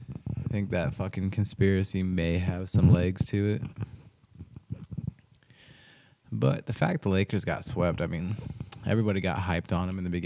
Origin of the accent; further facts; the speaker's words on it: Ohio, United States; I'm from Ohio